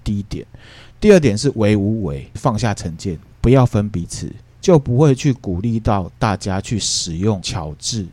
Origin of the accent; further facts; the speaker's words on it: Taiwan; 我只觉得我是台湾人， 那我不会去再从台湾人下面去分